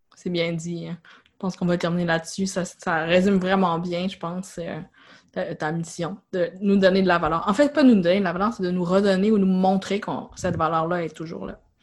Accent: Quebec, Canada; en tant que Québécois, on n'est pas habitué de payer

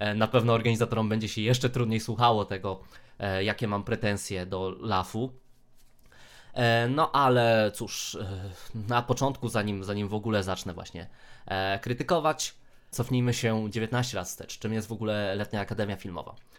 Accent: Rzeszów, Subcarpathian Voivodeship, Poland; sam pochodzę z Rzeszowa, tak? E, generalnie z okolic, ale no, Rzeszów mam zaraz pod nosem

